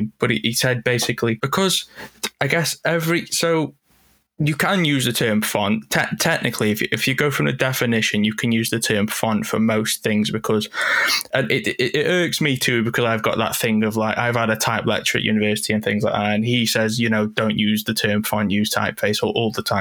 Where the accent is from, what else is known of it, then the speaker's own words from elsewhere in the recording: United Kingdom; I'm British.